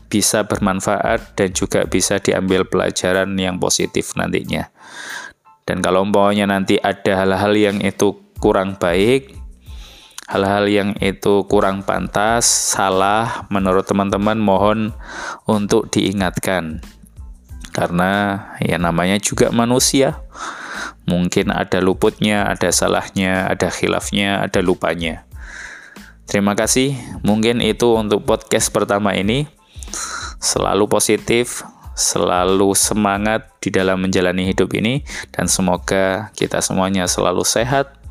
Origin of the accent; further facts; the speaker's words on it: Surabaya, East Java, Indonesia; Jadi saya dari Surabaya